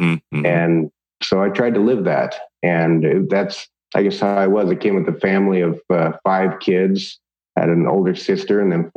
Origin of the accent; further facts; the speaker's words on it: Boise, Idaho, United States; I'm from Boise, Idaho, and I grew up just outside of the city limits, up in the foothills